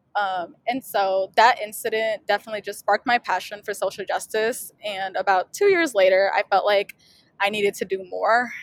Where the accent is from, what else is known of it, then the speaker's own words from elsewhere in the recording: St. Louis, Missouri, United States; I um, am from St. Louis, Missouri